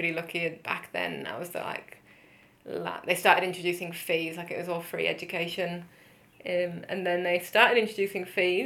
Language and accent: English; Leeds, Yorkshire and the Humber, United Kingdom; moved away as an adult; also born or lived in Liverpool / Taipei; now in Melbourne, Australia; So I'm from the UK originally. I grew up in Leeds, which is quite a smallish city in the north of England